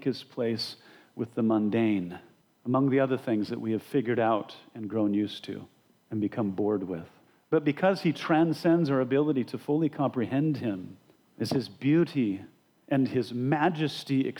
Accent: Sheridan, Wyoming, United States; I was born in Sheridan, Wyoming

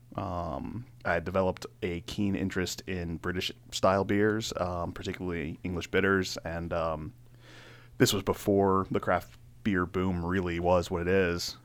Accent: Laurel, Maryland, United States; also born or lived in Carroll County, Maryland; I grew up in Maryland. I was in, uh, Laurel most of my life.

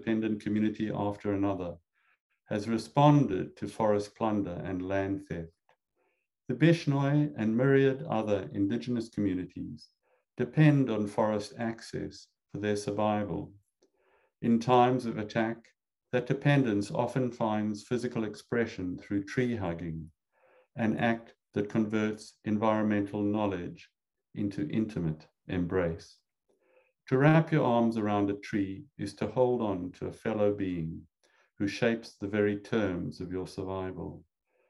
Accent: South Africa; moved away as an adult; now in United States; I grew up in South Africa, and when I was a boy, I wanted to become an ornithologist

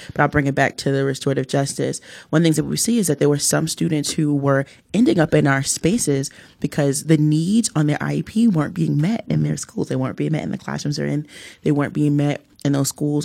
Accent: Newark, New Jersey, United States; I was born and raised here in Newark.

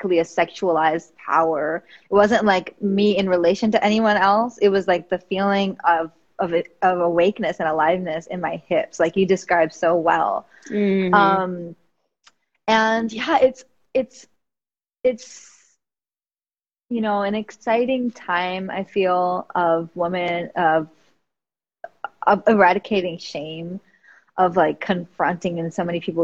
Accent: New York City, New York, United States; I grew up in the Bronx, New York

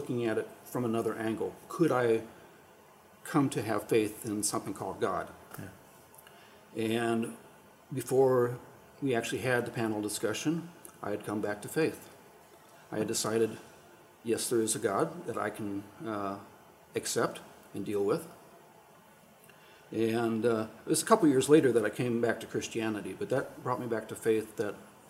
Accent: Ohio, United States; moved away as an adult; also born or lived in South Africa; I'm from Ohio originally

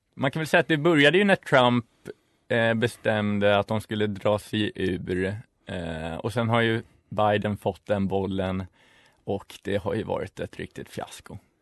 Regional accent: Stockholm, Stockholm County, Sweden; moved away as an adult; also born or lived in Uppsala; Jag kommer också från Stockholm, från innerstan, eh, både Vasastan och Kungsholmen.

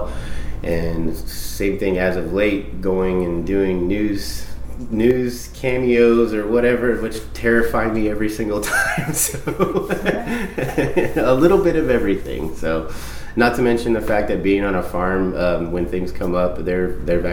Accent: Southern California, United States; also born or lived in Flint, Michigan; I was born in Flint, Michigan, and I actually lived in Michigan until I was five and then moved to Southern California.

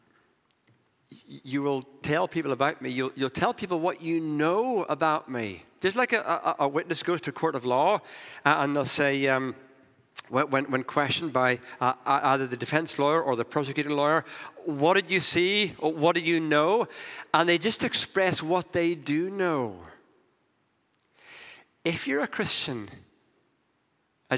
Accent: Northern Ireland, United Kingdom; I come from Northern Ireland

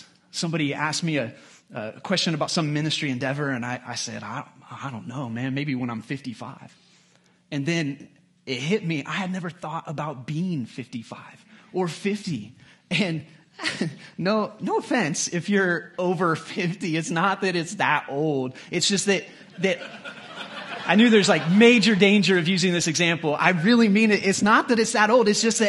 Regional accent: United States; it's just because I'm so American, because that's not normal in the history of mankind.

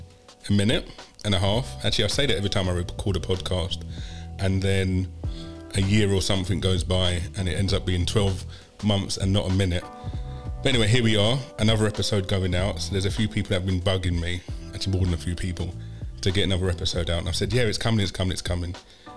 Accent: London, United Kingdom; So I grew up in Western Norwood

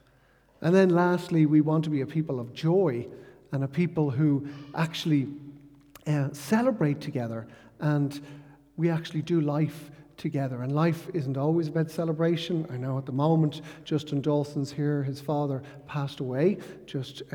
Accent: Ireland; growing up in Ireland

